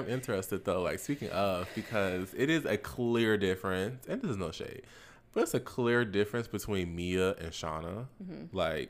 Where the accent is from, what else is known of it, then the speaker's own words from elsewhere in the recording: Florida, United States; I'm from Florida, so I know.